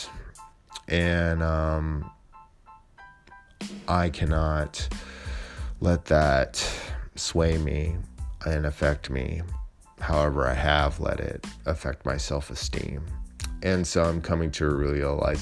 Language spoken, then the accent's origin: English; Alameda, California, United States; my hometown in Alameda